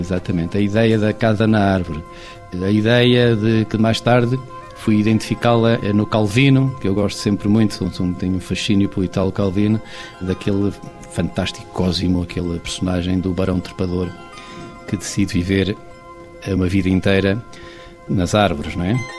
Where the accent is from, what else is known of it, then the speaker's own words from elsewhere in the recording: Castelo Branco, Centro, Portugal; eu nasci em Castelo Branco